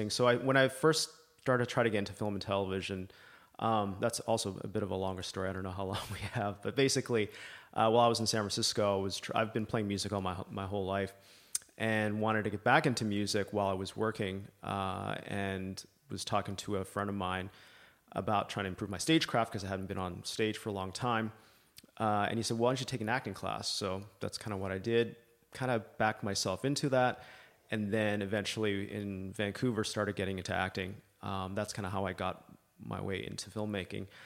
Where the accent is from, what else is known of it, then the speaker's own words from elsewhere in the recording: Libya; also born or lived in Canada; I'm Canadian originally. Uh, grew up in Libya, out of all places. Um, obviously, now it's not what it used to be.